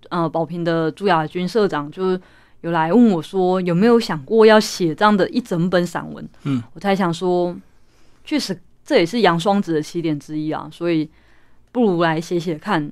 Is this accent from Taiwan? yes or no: yes; Taichung, Taiwan; 台中文学奖，也就是我们家乡的一个文学奖